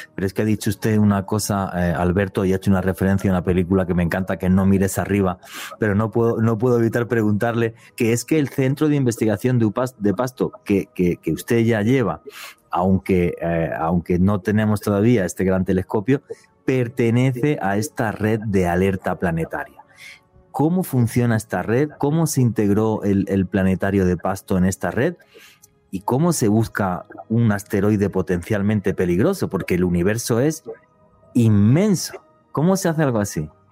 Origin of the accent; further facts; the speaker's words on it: Spain; now in Colombia; lo digo como europeo, porque yo lo viví a finales de los años 70 en España